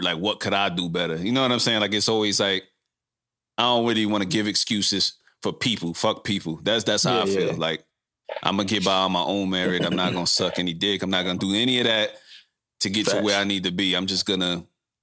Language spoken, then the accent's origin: English; New York, United States; moved away; I'm from New York originally, but I've been gone so long and just, you know, traveling the world through, you know, the travels in the military